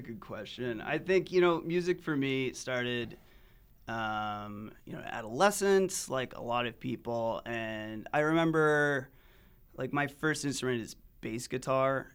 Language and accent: English; Salt Lake City, Utah, United States; moved away; I'm from Utah, Salt Lake City originally, and I left for about a decade and came back